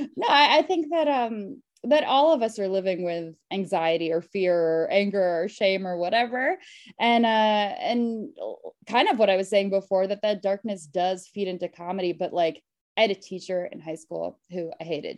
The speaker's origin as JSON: {"language": "English", "region": "Connecticut", "country": "United States", "also_born_or_lived": "Queens, New York / New York", "moved": "as an adult", "lives_now": "Los Angeles, United States", "said": "I'm from Connecticut, but uh, my family's from Queens. I'm originally from Queens"}